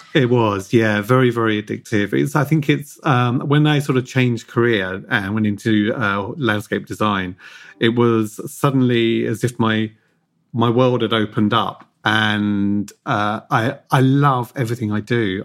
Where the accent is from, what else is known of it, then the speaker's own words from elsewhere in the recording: Hove, South East England, United Kingdom; I grew up in Hove, just outside of Brighton, in an apartment.